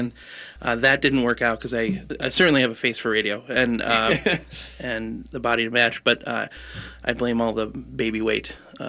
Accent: Indiana, United States; also born or lived in Grand Rapids, Michigan; now in Minneapolis–Saint Paul, United States; I'm originally from Indiana, born in Grand Rapids, Michigan.

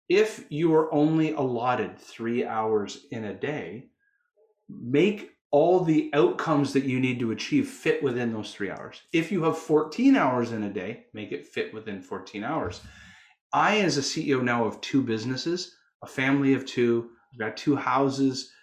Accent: Canada; I'm a Canuck. I'm Canadian.

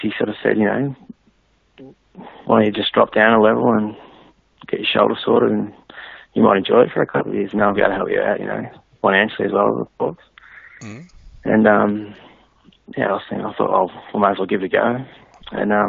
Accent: Mansfield, Victoria, Australia; also born or lived in Melbourne / Beulah; We both grew up in Mansfield

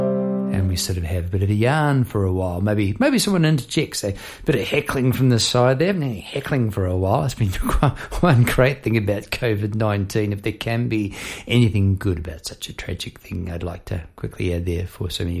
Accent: Palmerston North, Manawatū-Whanganui, New Zealand; moved away as an adult; now in Melbourne, Australia; I now live in Melbourne, Australia. I've been over here for 20-odd years. But I grew up in New Zealand in Palmerston North

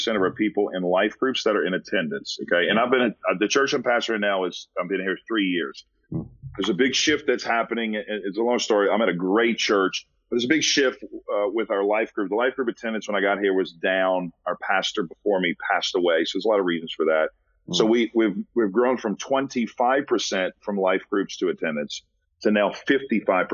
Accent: New Orleans, Louisiana, United States; moved away; I'm from New Orleans

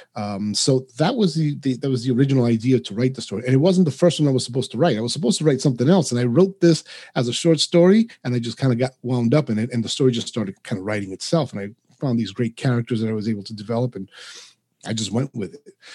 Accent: New York City, New York, United States; first language Spanish; English is a second language; now in Providence, United States; I grew up in New York City. I now reside in uh, Rhode Island, just outside of Providence

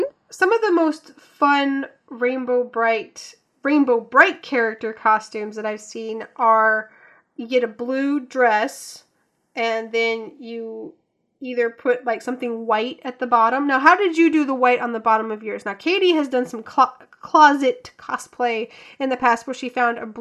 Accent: the South, United States; growing up in the South

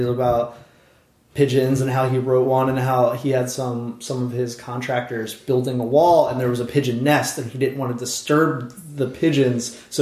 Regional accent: New Jersey, United States; also born or lived in Philadelphia; From South Jersey

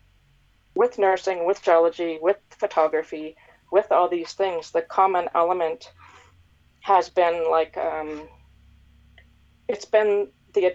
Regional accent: Nova Scotia, Canada; moved away as an adult; also born or lived in North America; So I was born and raised in Nova Scotia, and then as life would have it, I went to various universities and I worked all over North America, and I eventually moved back here

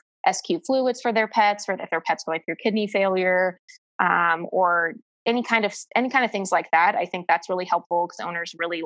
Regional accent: Ohio, United States; moved away; I'm originally from Ohio

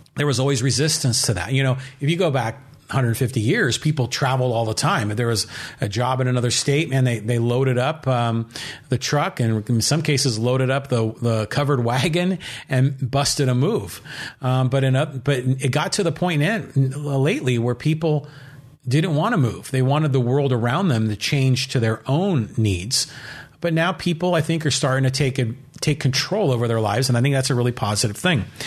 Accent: San Francisco, California, United States; I personally have lived in California my entire life. I was born in San Francisco

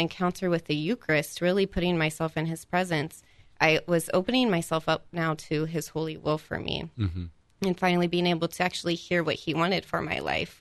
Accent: Columbus, Ohio, United States; moved away; I am actually from Columbus, Ohio

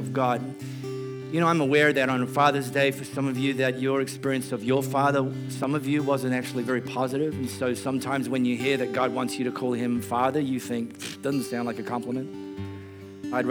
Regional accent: Australia; I'm not an Aussie citizen

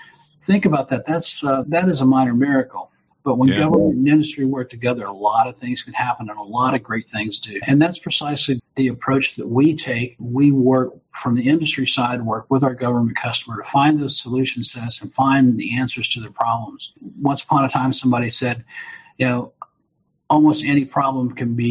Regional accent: Chicago, Illinois, United States; now in Alabama, United States; I'm not originally from here, so I'm originally from Chicago

